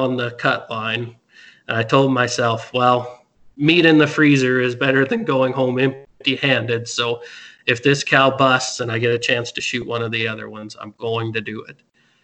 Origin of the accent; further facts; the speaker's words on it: Midwest, United States; growing up in the Midwest, hunting out of a tree stand